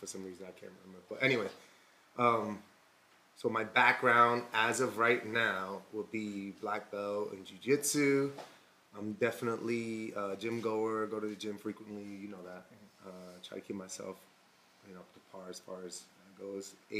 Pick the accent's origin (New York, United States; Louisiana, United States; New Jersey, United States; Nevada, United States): New York, United States; New York City; growing up in New York City where I grew up